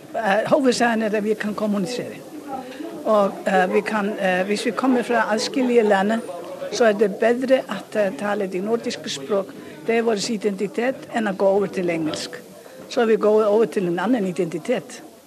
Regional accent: Iceland; accent: heavy Icelandic; Norwegian is a second language; jeg har jo islandsk identitet. Og jeg vil gjerne at eh, man hører at jeg kommer fra Island

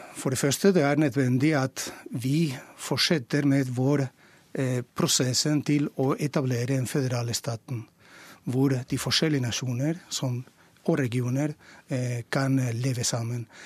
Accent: Valencia, Valencian Community, Spain; Norwegian is a second language; moved away as an adult; now in Oslo, Norway; jeg kommer fra Valencia, og Valencia er et katalansk land, akkurat som Mallorca. Det vil si at vi snakker katalansk. Vi kaller det valenciansk.

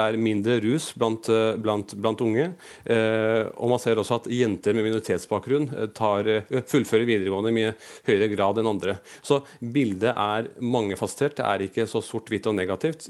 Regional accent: Norway; Jeg er født og oppvokst i Norge

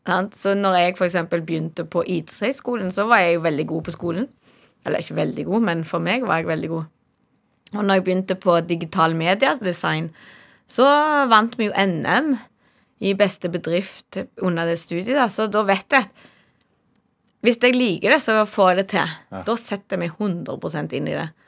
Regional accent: Norway; jeg er så heldig at jeg er fra Norge

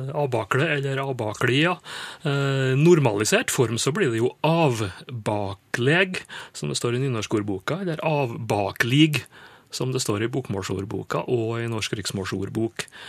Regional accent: Indre Nordmøre, Møre og Romsdal, Norway; Indre Nordmøre, jeg vet om det, er der jeg kommer ifra.

